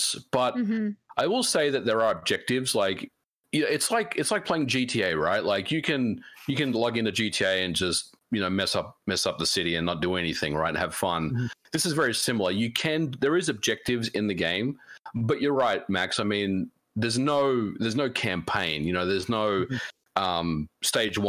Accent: Melbourne, Victoria, Australia; I flew to Melbourne, you know, my hometown

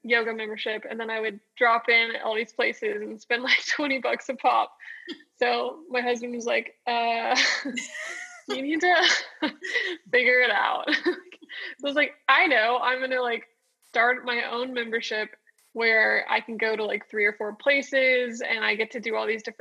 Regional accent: Austin, Texas, United States; moved away as an adult; now in Dallas, United States; I'm from Austin, Texas. And I grew up there on Lake Austin

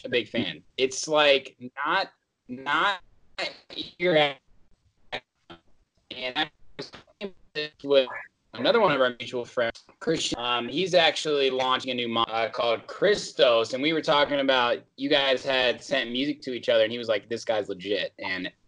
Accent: Indiana, United States; I grew up in Indiana

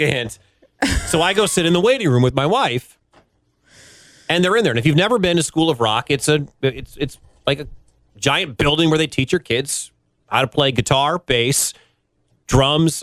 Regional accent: Michigan, United States; moved away; I grew up a Big Ten guy. I'm originally from Michigan

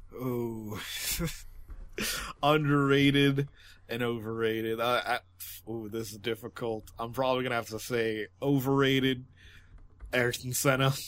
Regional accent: United States; as an American

